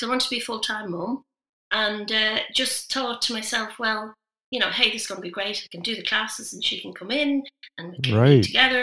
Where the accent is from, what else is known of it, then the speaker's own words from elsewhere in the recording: Dublin, Leinster, Ireland; moved away as an adult; now in Midlands, United Kingdom; I'm Irish. I'm originally from Dublin.